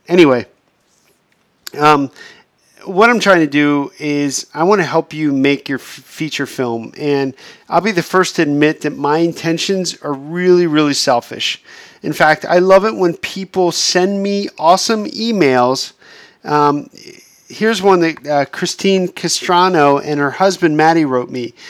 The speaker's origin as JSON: {"language": "English", "region": "Pennsylvania", "country": "United States", "tie": "born or raised there", "moved": "as an adult", "lives_now": "Los Angeles, United States", "said": "being stuck in my hometown in Pennsylvania"}